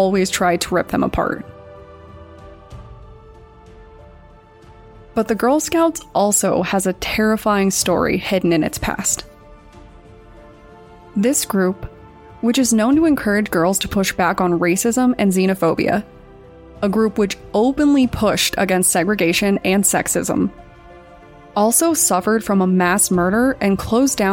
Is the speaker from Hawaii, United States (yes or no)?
no; Colorado, United States; Growing up in Colorado